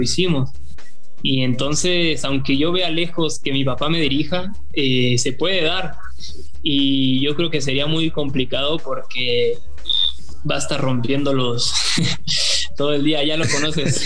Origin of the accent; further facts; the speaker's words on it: Mexico; also born or lived in Argentina; Yo desde los cuatro años que estoy viviendo aquí y la verdad es que yo ya me siento más mexicano que argentino